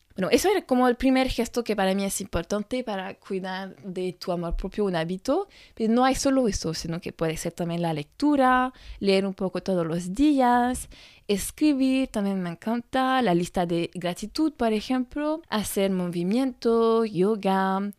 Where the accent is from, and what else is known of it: France